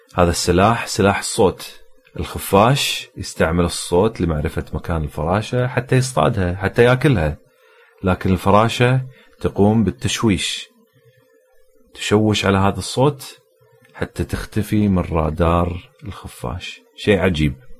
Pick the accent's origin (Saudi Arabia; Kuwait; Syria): Kuwait; عندنا بالكويت